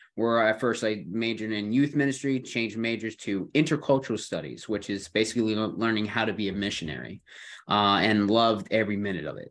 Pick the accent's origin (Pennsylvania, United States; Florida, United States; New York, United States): New York, United States; Buffalo; also born or lived in South Carolina; now in Greenville, United States; I'm, uh, um, originally from New York, not the city, mind you, but, uh, Buffalo area